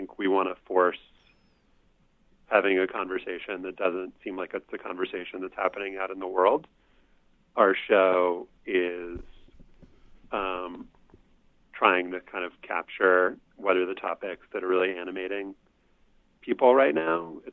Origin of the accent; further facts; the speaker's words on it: New Orleans, Louisiana, United States; growing up in Louisiana